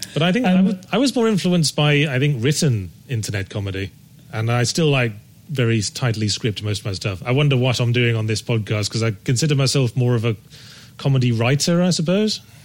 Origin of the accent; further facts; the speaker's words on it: Rugby, West Midlands, United Kingdom; moved away; I was born in Rugby in Warwickshire